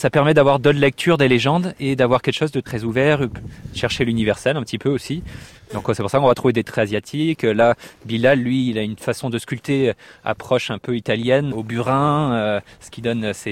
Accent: Brittany, France; on est breton, on défend la Bretagne, mais euh, breton ouvert aussi sur le monde.

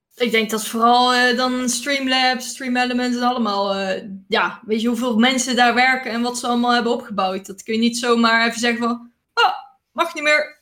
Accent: Netherlands; wij als Nederlanders

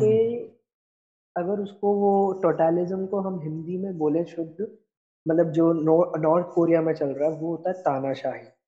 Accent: Indore, Madhya Pradesh, India; हमारा शहर है इंदौर होलकर्स हम्म। के लिए जाना जाता है

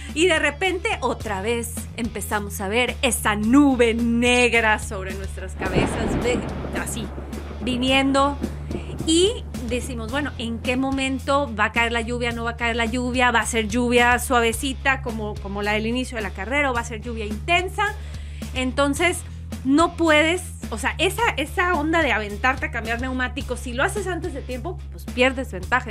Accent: northern Mexico, Mexico; soy norteña

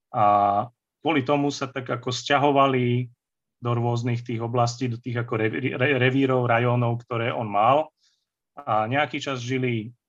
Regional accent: Banská Štiavnica, Banská Bystrica Region, Slovakia; also born or lived in Vyhne / Žiar nad Hronom; v roku 81 sme sa presťahovali sem na Ergištvolňu, teda, teda vlastne do Štiavnice, no, do tesnej mm. blízkosti.

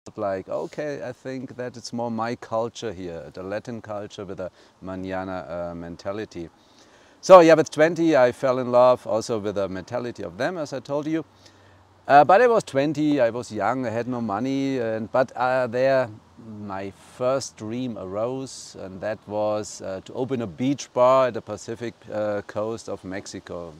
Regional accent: north of Munich, Bavaria, Germany; English is a second language; moved away as an adult; now in Vilcabamba, Ecuador; I was born in Germany, uh, better said in Bavaria, a little bit north of Munich

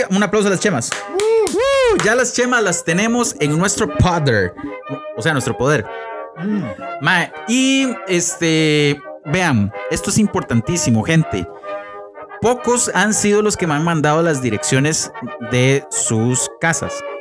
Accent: Heredia, Costa Rica; Como somos de Heredia

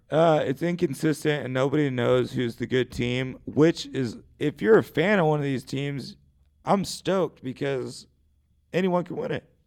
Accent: United States; Growing up in America

